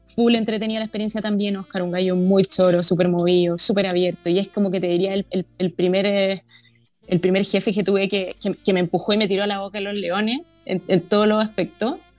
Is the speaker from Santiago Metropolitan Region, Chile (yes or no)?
yes; Santiago, Santiago Metropolitan Region, Chile; soy santiaguina